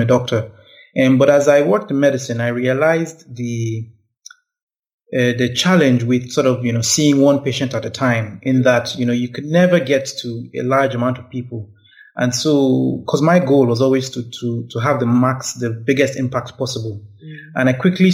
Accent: Abuja, Federal Capital Territory, Nigeria; I grew up in Abuja

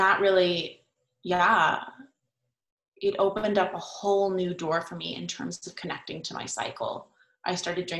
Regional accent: California, United States; I grew up in California at a very liberal school

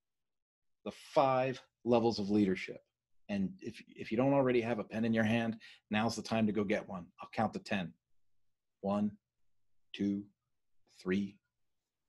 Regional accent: Philadelphia, Pennsylvania, United States; moved away; I was raised in Philadelphia

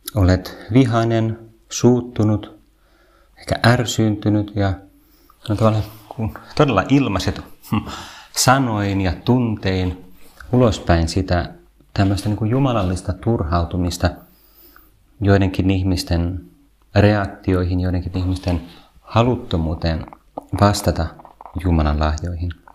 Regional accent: Vantaa, Uusimaa, Finland; Minä olen ylpeästi Vantaalta

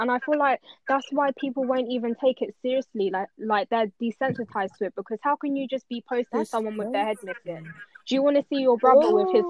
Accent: Nigeria; moved away; people like me and you, Tof, we come from Nigeria

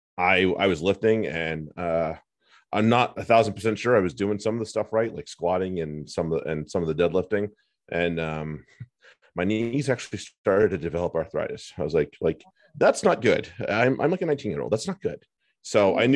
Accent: United States; as an American

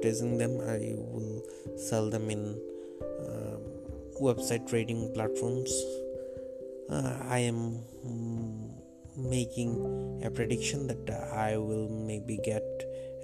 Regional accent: Bangladesh; English is a second language; I'm from Bangladesh

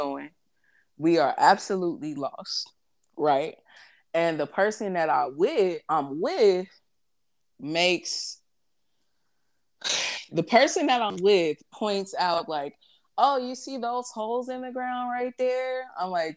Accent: St. Louis, Missouri, United States; I'm from St. Louis

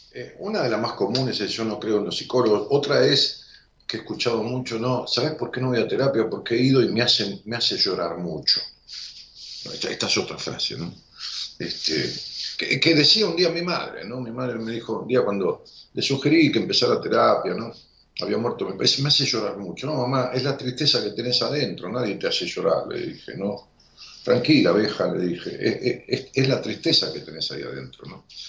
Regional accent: Argentina; en mi país, en Argentina

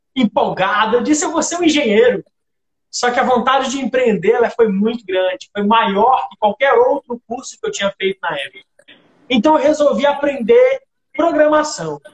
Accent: Imperatriz, Maranhão, Brazil; now in Parauapebas, Brazil; eu cheguei em Parauapebas no ano de 2007, sou natural de Imperatriz

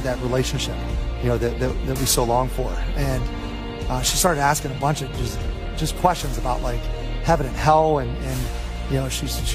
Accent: Pittsburgh, Pennsylvania, United States; I grew up just outside of Pittsburgh, Pennsylvania

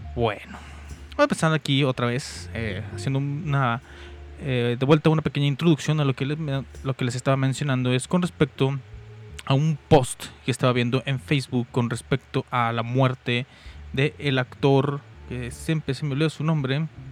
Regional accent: Mexico; aquí en mi amadísimo México

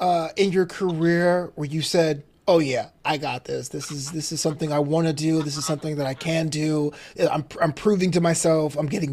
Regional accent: New York City, New York, United States; also born or lived in Florida; now in Los Angeles, United States; I'm from Brooklyn originally. So this is why I was out in Brooklyn. I went to Florida for a couple of years, and I moved to LA to follow my dreams.

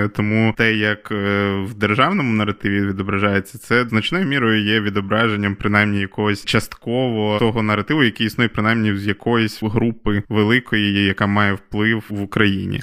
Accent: Volyn Oblast, Ukraine; also born or lived in Lviv; я зараз вдома в батьків на Волині, звідки я родом

